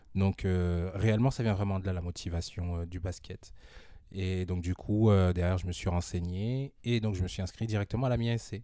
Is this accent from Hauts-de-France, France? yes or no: yes; Amiens, Hauts-de-France, France; also born or lived in Kinshasa, DR Congo / Saint-Quentin; je suis né en République démocratique du Congo, à mhm. Kinshasa, arrivé en France en 1991. Mm. donc directement de Kinshasa à mm. Amiens. Voilà, on a déposé nos valises ici direct. Euh, grandi dans les quartiers nord